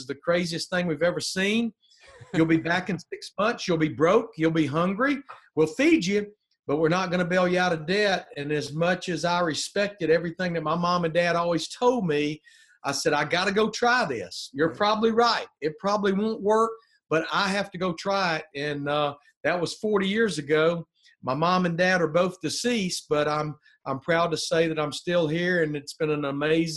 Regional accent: Birmingham, Alabama, United States; moved away as an adult; also born or lived in Charlotte, North Carolina; I'm from Birmingham, Alabama, an only child

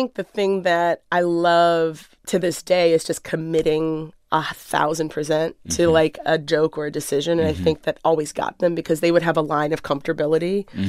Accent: Waldorf, Maryland, United States; mostly I feel like wherever you go to prom is like where you're from. that for me, that was Maryland, Southern Maryland, and Waldorf.

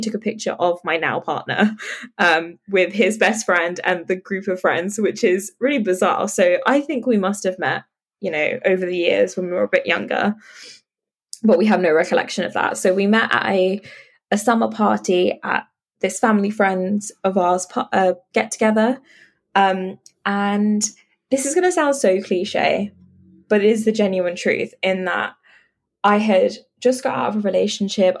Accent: London, United Kingdom; So I grew up in London, in like the outskirts of London.

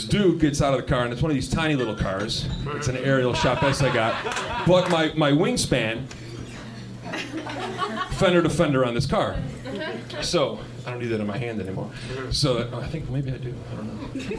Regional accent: New York, United States; I'm from New York, yeah

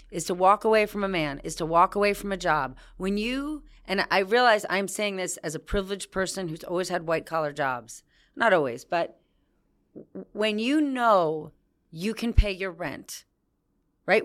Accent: New Jersey, United States; I was from New Jersey

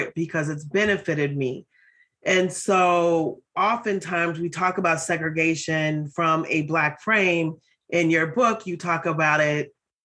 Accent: Minneapolis, Minnesota, United States; I grew up in North Minneapolis, which is a predominantly Black community.

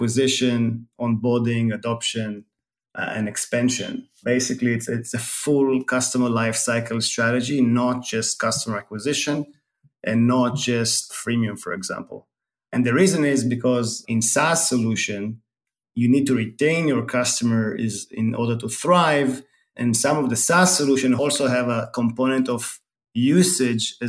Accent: Tel Aviv, Tel Aviv District, Israel; moved away as an adult; now in San Francisco Bay Area, United States; I was born in Tel Aviv, Israel, and moved to the Bay 10 years ago.

